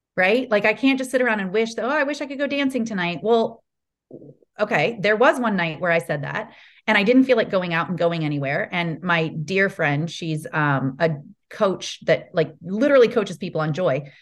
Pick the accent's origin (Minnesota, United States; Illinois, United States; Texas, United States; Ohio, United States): Ohio, United States; moved away as an adult; also born or lived in California; I grew up in Ohio.